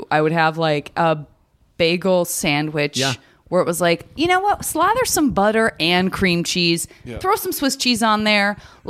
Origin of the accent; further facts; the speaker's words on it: Arizona, United States; I'm from Arizona, as I said, and I would say malls were very important to me because in 110 degree weather, if you're a kid with no money, like walking around the mall is about all you got.